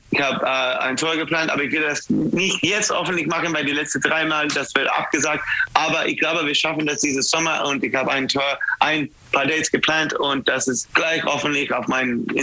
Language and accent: German; New York, United States; German is a second language; also born or lived in Germany; ich habe in Deutschland für sieben oder sechs Jahre gelebt und ich bin ein Deutscher in New York und dann, wenn ich bin in Kalifornien, ich bin ein New Yorker